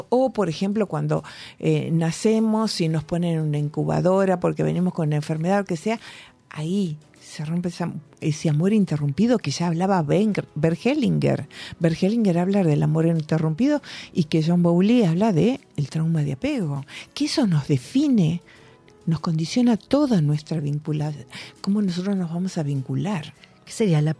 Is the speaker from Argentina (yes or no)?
no; Spain; Yo digo, nosotros somos de España.